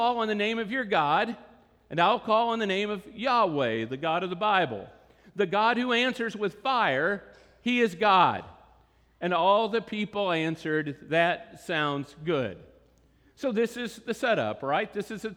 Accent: Texas, United States; we're from Texas.

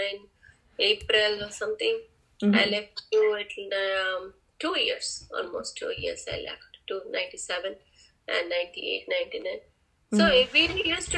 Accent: India; moved away as an adult; now in United States; in my hometown I was the only PhD and doctorate

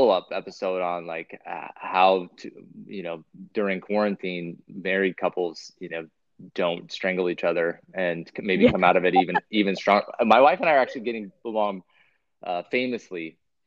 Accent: Pacific Northwest, United States; now in Michigan, United States; I'm from the Pacific Northwest

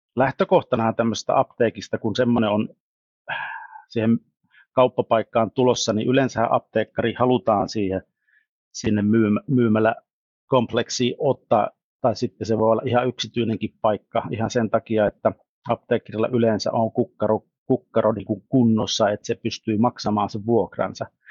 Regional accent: Savonia, Finland

